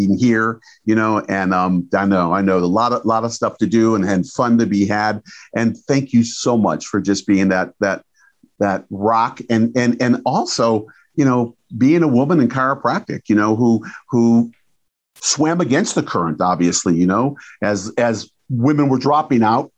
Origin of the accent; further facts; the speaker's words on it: Detroit, Michigan, United States; I'm from Detroit